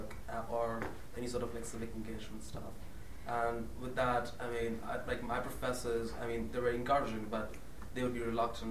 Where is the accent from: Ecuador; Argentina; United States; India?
India; moved away; I'm a junior, and I'm from India